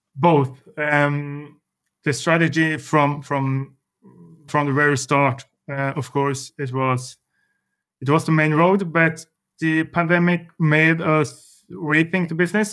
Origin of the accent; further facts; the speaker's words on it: Larvik, Vestfold, Norway; I grew up in a small city surrounded by, yeah, it's a summer city, uh, southern part of Norway called, uh, Larvik